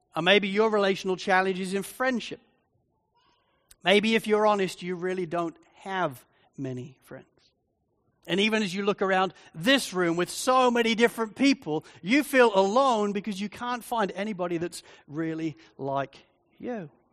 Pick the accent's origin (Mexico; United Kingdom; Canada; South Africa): United Kingdom; Spalding, East Midlands; moved away as an adult; now in Australia; I was growing up in, in Spalding in Lincolnshire, in England, the whole area is completely flat.